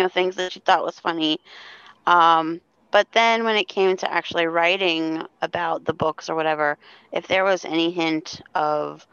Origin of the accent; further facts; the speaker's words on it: Pinellas County, Florida, United States; now in West Virginia, United States; I'm originally from Florida